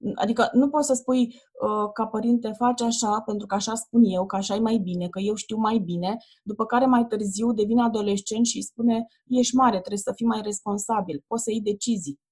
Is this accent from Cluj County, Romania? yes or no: no; Ploiești, Prahova, Romania; eu sunt din Ploiești și am făcut naveta asta zilnic